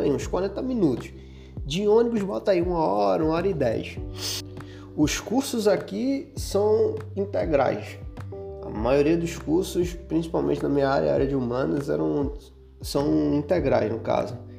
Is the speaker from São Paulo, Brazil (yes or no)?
no; Recife, Pernambuco, Brazil; moved away as an adult; now in Rio de Janeiro, Brazil; Eu sou de Recife, pô, morava na Zona Norte, né, no Arruda, pegava duas conduções para chegar lá no campus do UFPE, lá na Várzea.